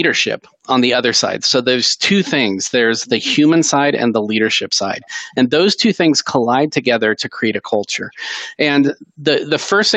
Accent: Seattle, Washington, United States; I grew up in Seattle

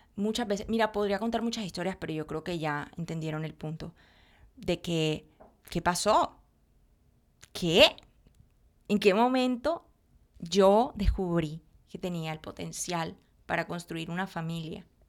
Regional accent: Colombia; no soy de México, soy de Colombia, güey. Soy colombiana

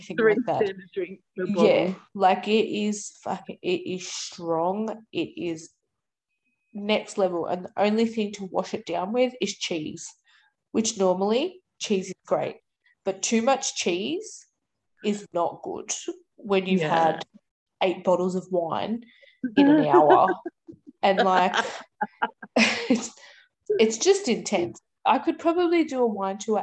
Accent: Sydney, New South Wales, Australia; I'm from Sydney. We have massive parks on every corner

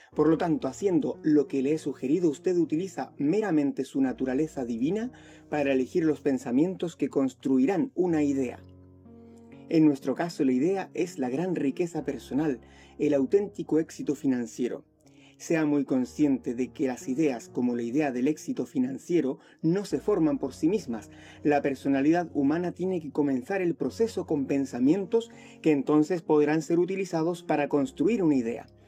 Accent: Chile; also born or lived in Spain; vivo acá en Chile, soy chileno y español

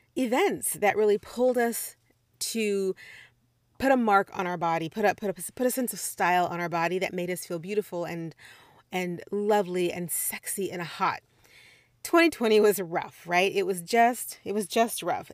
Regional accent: Midwest, United States; moved away as an adult; also born or lived in Missouri / Puerto Rico; I am from the Midwest

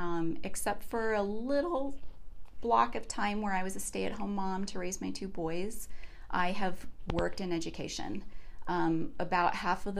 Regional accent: Jefferson County, Colorado, United States; I grew up in Jeffco and went to Stanley Lake High School

